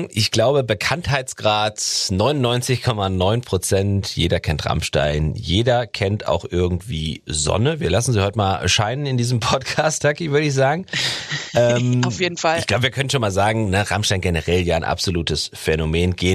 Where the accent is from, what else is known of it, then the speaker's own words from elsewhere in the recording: Berlin, Germany; Äh, das bin ich ja aus Berlin.